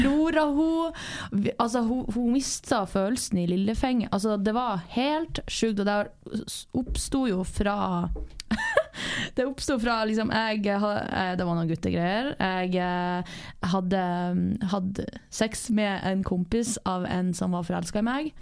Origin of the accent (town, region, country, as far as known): Northern Norway, Norway; born or raised there; now in Southern Norway